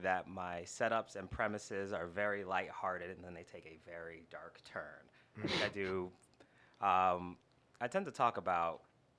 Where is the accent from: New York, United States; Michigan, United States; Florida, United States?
New York, United States; born there; also born or lived in New Jersey; now in Houston, United States; I've lived in Houston about 8 years. I moved from New Jersey. I was born up there in New York.